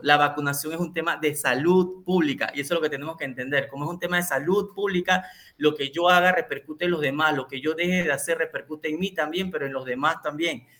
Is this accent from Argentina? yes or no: no; Panama; para nosotros como panameños